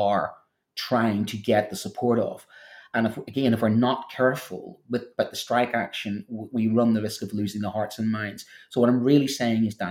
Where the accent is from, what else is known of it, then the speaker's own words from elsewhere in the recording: Northern Ireland, United Kingdom; accent: Northern Irish; trying to do French with a Northern Irish accent